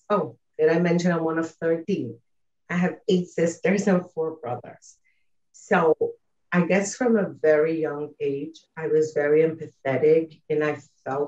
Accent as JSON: {"language": "English", "country": "Uruguay", "tie": "born or raised there", "said": "I was born and raised in South America, in Uruguay"}